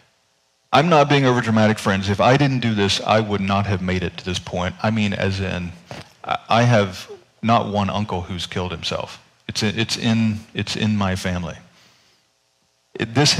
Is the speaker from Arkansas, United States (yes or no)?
no; North Carolina, United States; moved away; I grew up in North Carolina